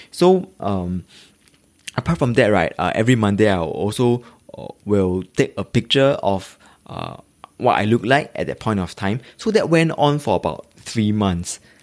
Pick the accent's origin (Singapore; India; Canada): Singapore; I'm a Singaporean living in the east of Singapore. If you really must know, uh, it's actually in Tampines